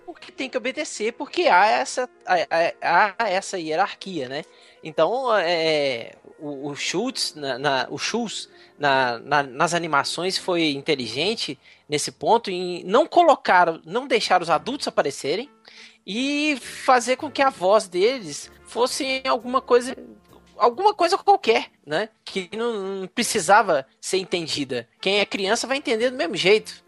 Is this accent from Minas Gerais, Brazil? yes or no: yes; Juiz de Fora, Minas Gerais, Brazil; me lembra da minha infância em Juiz de Fora